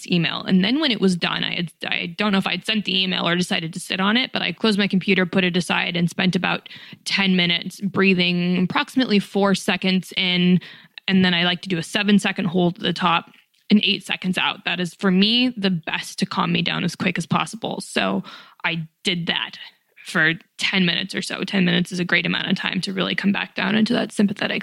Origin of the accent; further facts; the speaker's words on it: Reno, Nevada, United States; moved away as an adult; also born or lived in New York City; I was born and raised in Reno, Nevada